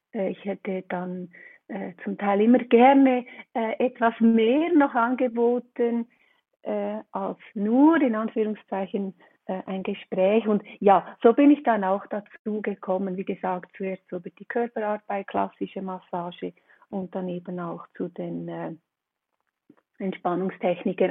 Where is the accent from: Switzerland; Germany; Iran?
Switzerland; komme ich aus der Schweiz